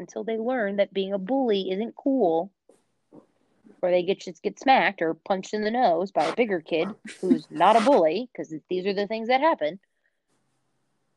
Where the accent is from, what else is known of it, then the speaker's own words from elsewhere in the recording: United States; I'm American